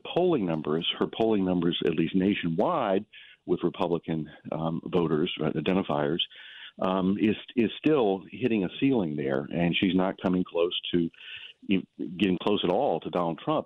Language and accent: English; South Carolina, United States; moved away; I grew up in South Carolina